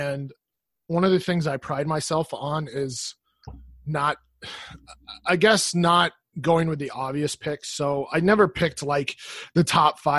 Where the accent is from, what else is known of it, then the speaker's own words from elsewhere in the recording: Colorado, United States; So, I grew up in Colorado, Denver Broncos fan.